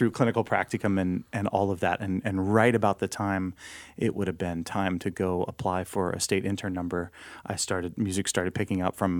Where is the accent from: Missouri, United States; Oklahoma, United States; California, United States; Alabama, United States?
Oklahoma, United States; Oklahoma City; also born or lived in Los Angeles, United States; now in San Diego, United States; I was born in L.A., but I grew up in Oklahoma City. Been in San Diego for about 11 years.